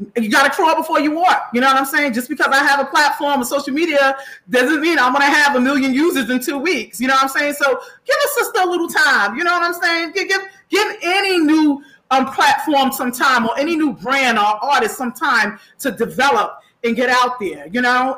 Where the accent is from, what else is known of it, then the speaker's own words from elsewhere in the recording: New York City, New York, United States; my hometown, Far Rockaway